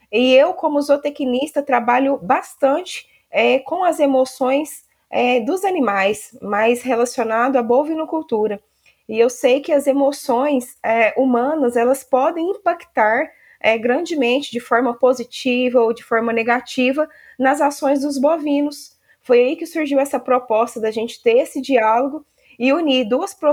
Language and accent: Portuguese; Uberaba, Minas Gerais, Brazil; sou aqui de Uberaba e tenho viajado por todo o estado de Minas